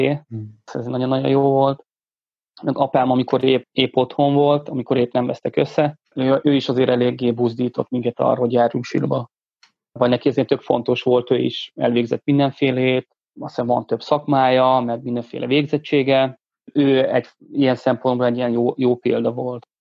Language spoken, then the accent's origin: Hungarian; Bag, Pest, Hungary; Bagon nőttem fel, a Bagi cigánytelepen